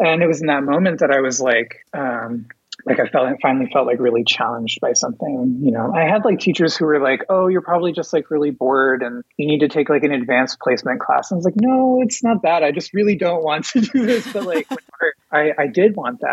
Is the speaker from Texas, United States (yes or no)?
yes; Dallas, Texas, United States; moved away as an adult; now in Kansas City, Missouri, United States; I was born and raised in Dallas, Texas